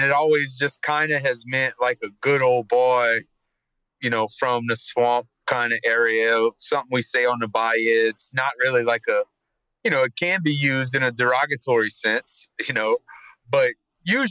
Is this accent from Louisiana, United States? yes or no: yes; Thibodaux, Louisiana, United States; I'm born and raised in Thibodaux, right on the bayou.